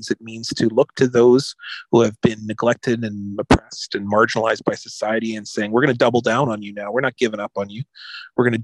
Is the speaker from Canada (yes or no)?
yes; Regina, Saskatchewan, Canada; My grandfather I grew up in Regina. So, yeah, so I think very highly of that place.